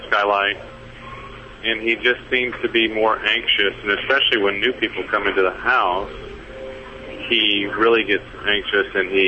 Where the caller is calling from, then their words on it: Marietta, Georgia, United States; From Marietta, Georgia.